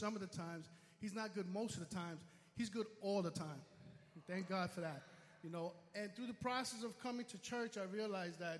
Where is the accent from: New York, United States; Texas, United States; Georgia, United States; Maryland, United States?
New York, United States; New York City; I'm from the Bronx. I come all the way from the Bronx here